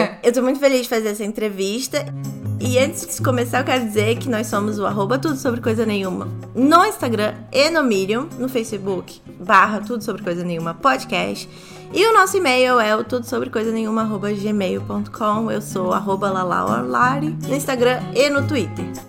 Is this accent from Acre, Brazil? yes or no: no; Rio de Janeiro, Brazil; also born or lived in São Paulo; now in New York, United States; eu também sou carioca